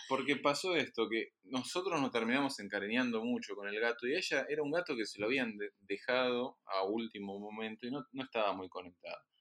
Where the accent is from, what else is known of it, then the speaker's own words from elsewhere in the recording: Argentina; moved away; quienes venimos de Argentina